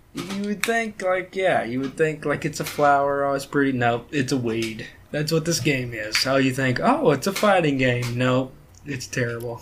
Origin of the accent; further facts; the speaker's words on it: Loudon, Tennessee, United States; also born or lived in Philadelphia, Tennessee; growing up in Loudon and Philadelphia